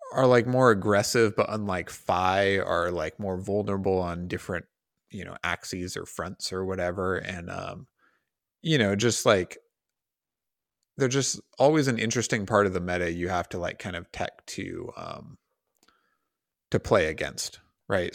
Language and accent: English; United States; as an American